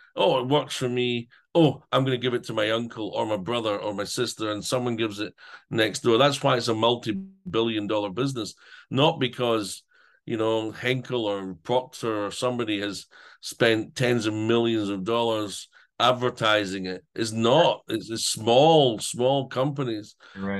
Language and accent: English; Scotland, United Kingdom; now in Ukraine; being Scottish